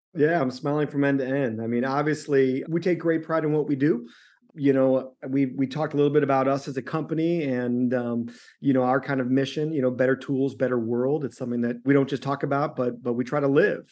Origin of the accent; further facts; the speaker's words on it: Chicago, Illinois, United States; moved away; also born or lived in the West (US); I'm from Chicago